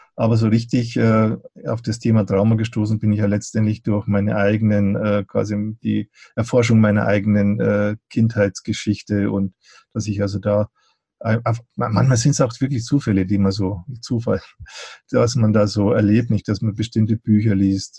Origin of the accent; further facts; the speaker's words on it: Eichstätt, Bavaria, Germany; ich habe ja schon in meiner Gymnasialzeit, habe ich, da gab es so eine Buchhandlung bei uns in Eichstätt